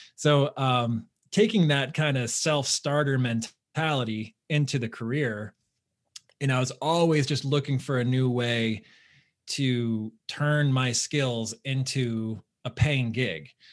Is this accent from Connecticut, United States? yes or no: yes; Southern Connecticut, United States; I grew up in Southern Connecticut, so it, you know, in the New York metro area.